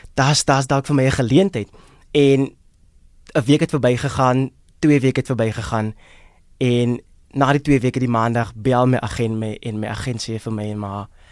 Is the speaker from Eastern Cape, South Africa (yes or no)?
no; Worcester, Western Cape, South Africa; moved away as an adult; now in Johannesburg, South Africa; Ek is van Woester. Hmm? In die Boland oorspronklik van Woester daar in die Weskaap, van die Boland. So dis waar ek oorspronklik vandaan kom. Daar groot geword, uh, skool gegaan en gematrikuleer daar.